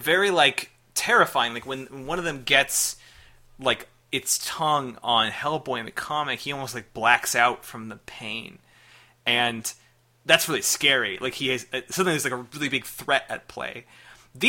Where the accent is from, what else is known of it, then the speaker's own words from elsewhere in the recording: Chicago, Illinois, United States; I am from Chicago